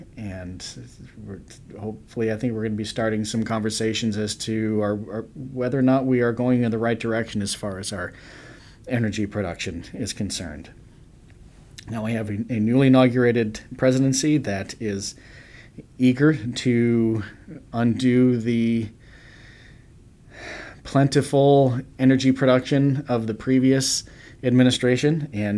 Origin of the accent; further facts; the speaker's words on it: Chicago, Illinois, United States; being a Chicagoan that we are